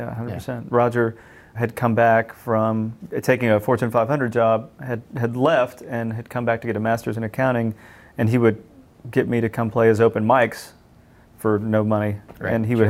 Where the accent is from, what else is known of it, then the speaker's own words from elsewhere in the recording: College Station, Texas, United States; being from where we're from and growing up in College Station, which is largely a rural place.